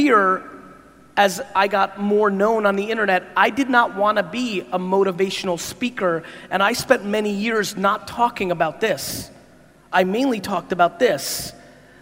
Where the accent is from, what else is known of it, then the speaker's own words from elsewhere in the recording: United States; also born or lived in Soviet Union / New Jersey; I was born in the Soviet Union in 1975, a little ways ago. I came to America when I was 3 years old.